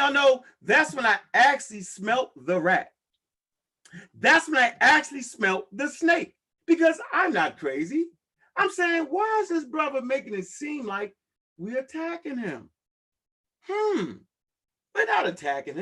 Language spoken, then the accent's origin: English; Baltimore, Maryland, United States; I'm from Baltimore, Maryland, and I was surrounded by the wolves and the snakes